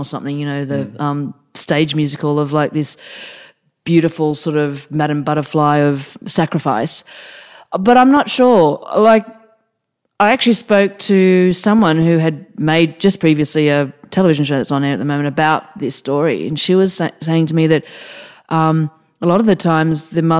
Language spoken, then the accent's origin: English; Australia; I am Australian